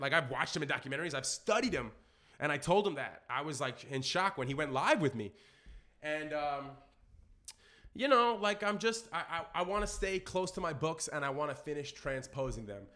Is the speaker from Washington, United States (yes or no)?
no; New York City, New York, United States; growing up in Brooklyn